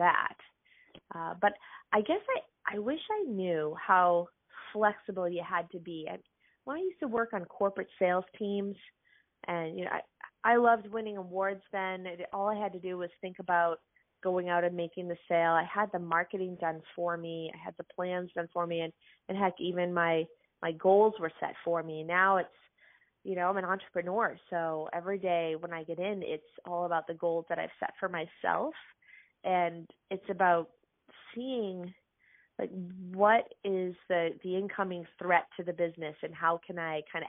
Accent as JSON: {"language": "English", "town": "Lewiston", "region": "Maine", "country": "United States", "tie": "born or raised there", "said": "I grew up in Lewiston, Maine"}